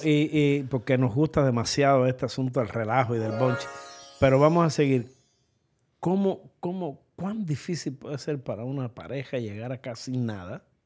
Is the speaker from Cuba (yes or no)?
yes; Cuba; now in United States; los cubanos